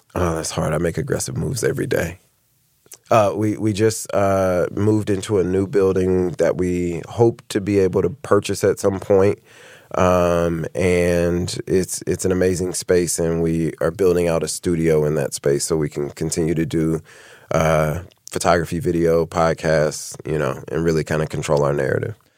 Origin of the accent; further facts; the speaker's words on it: Indianapolis, Indiana, United States; moved away as an adult; now in Cincinnati, United States; We're from we're both born and raised in Indianapolis